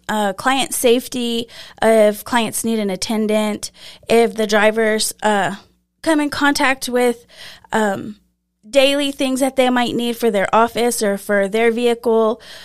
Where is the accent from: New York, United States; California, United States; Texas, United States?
Texas, United States; Lamesa; I grew up here in La Mesa